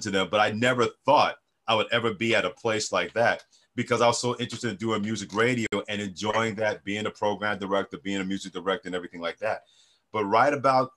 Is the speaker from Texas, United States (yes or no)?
no; New York City, New York, United States; also born or lived in Mansfield, Pennsylvania; growing up in New York City